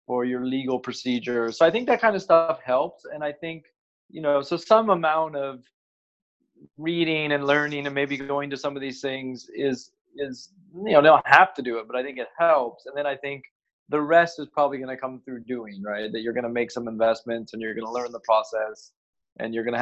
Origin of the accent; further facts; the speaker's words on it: United States; moved away as an adult; also born or lived in Asia; now in Singapore; I'm originally from the States